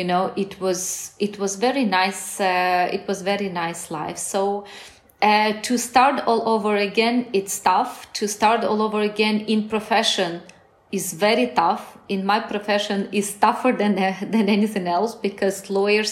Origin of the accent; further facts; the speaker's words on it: Ukraine; moved away as an adult; also born or lived in Soviet Union; now in Spain; I never wanted to move out of my country.